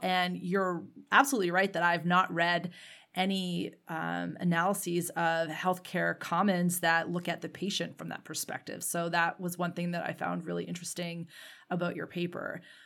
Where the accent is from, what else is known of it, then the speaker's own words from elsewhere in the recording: Canada; as a Canadian myself